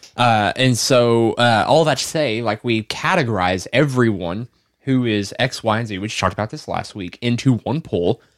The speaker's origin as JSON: {"language": "English", "region": "Arkansas", "country": "United States", "said": "I'm from Arkansas. I'm not from New York."}